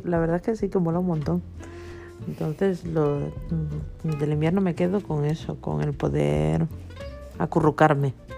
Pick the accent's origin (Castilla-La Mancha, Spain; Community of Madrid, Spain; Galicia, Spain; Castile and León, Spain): Galicia, Spain; now in Mallorca, Spain; yo me crié en Galicia